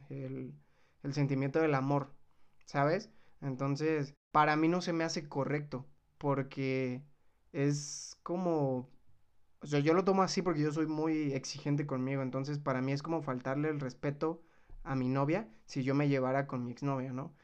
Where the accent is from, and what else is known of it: Mexico